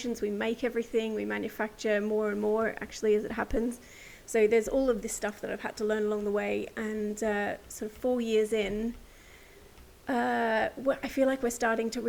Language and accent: English; rural New South Wales, Australia; So I'm an Aussie by birth. I was born and bred in rural New South Wales